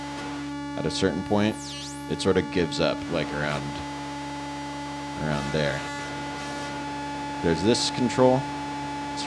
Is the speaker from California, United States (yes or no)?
yes; Northern California, United States; moved away as an adult; now in Los Angeles, United States; I grew up in NorCal